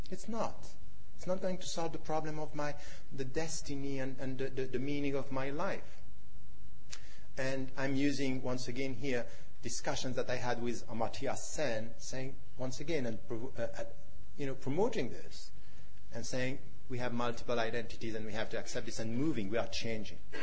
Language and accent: English; Switzerland; myself being a European Muslim born and raised in Switzerland